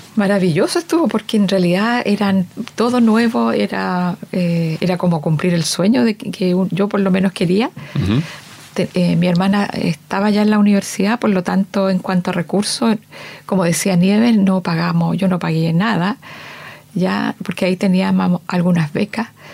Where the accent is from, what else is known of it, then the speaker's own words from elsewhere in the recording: San Pedro de la Paz, Biobío, Chile; also born or lived in Concepción; de Concepción, nací en Concepción. Y eh, la mayor parte de mi niñez y mi, juventud la pasé en San Pedro, en la villa San Pedro